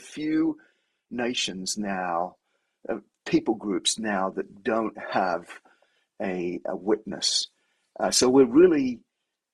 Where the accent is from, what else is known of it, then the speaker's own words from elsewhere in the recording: Sydney, New South Wales, Australia; moved away as an adult; now in Denver, United States; my wife's from San Diego, I'm from Sydney. We're beach people